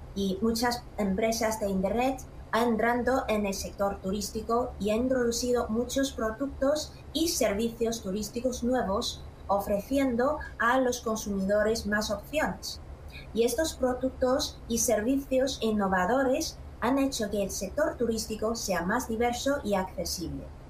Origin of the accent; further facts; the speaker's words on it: Xi'an, Shaanxi, China; mi pueblo ciudad Xi'an